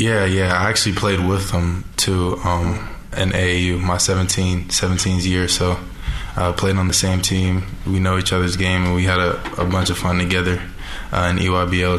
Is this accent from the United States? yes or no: yes; Orlando, Florida, United States; moved away as an adult; now in Salt Lake City, United States; I'm from Orlando